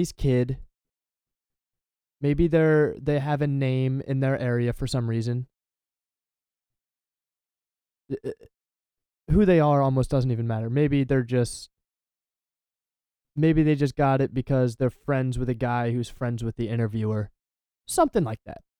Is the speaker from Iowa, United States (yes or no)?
no; Delaware, United States; I'm from Delaware